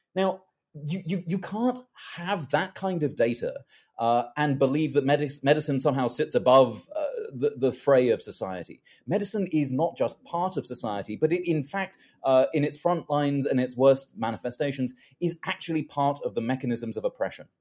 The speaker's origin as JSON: {"language": "English", "region": "London", "country": "United Kingdom", "tie": "born or raised there", "moved": "yes", "said": "I was born in London."}